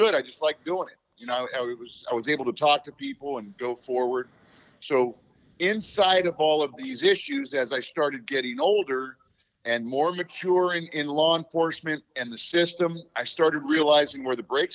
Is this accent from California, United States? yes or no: yes; Los Angeles, California, United States; moved away as an adult; also born or lived in Germany / Fort Bragg, North Carolina; now in Pittsburgh, United States; I'm originally from Los Angeles. I'm a little surfer kid from L.A.